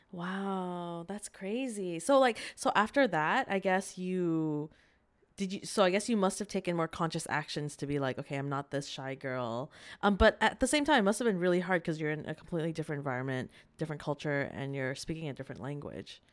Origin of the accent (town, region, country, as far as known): Vancouver, British Columbia, Canada; born or raised there